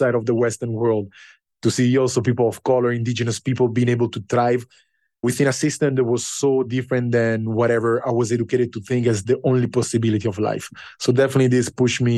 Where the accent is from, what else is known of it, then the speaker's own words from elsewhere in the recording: Italy; moved away as an adult; now in Ghana; growing up in Italy